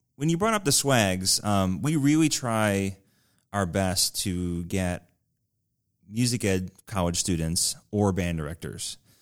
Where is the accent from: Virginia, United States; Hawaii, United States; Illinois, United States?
Illinois, United States; Chicago; now in Batavia, United States; I grew up in the Chicagoland area